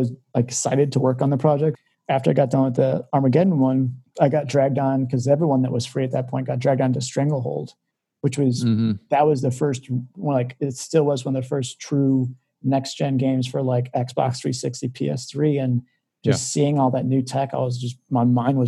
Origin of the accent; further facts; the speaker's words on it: McHenry, Illinois, United States; I'm from McHenry